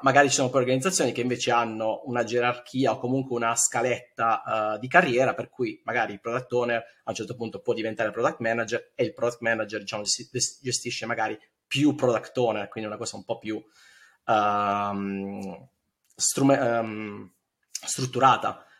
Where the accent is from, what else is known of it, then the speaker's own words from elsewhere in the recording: Bari, Apulia, Italy; moved away as an adult; now in Berlin, Germany; io sono di Bari ma mi trasferisco a Berlino otto anni fa